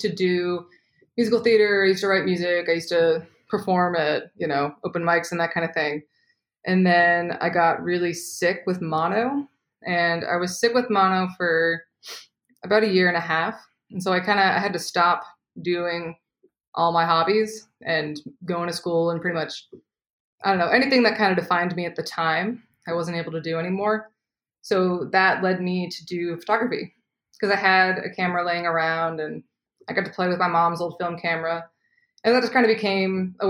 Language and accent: English; outside of Boston, Massachusetts, United States; moved away as an adult; also born or lived in Savannah, Georgia / Los Angeles; now in New York City, United States; I grew up outside of Boston